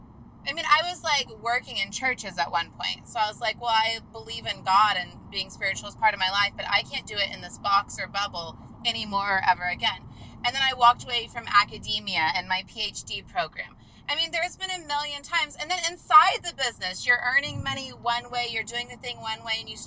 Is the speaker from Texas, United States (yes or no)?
no; Sand Springs, Oklahoma, United States; moved away; also born or lived in Tulsa, Oklahoma; the little tiny town of Sand Springs, Oklahoma, where the good Lord decided to drop